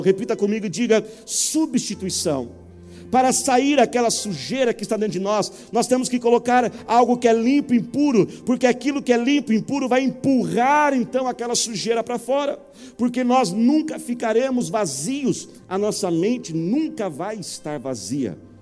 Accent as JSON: {"language": "Portuguese", "country": "Brazil", "said": "Todos nós, como brasileiros"}